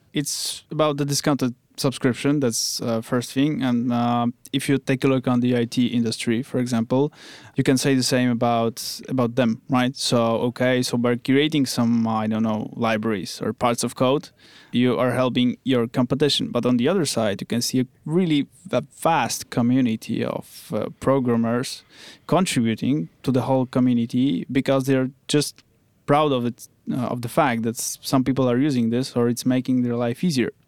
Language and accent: English; Wrocław, Lower Silesian Voivodeship, Poland; I come from Wrocław. Uh, it's another city in Poland.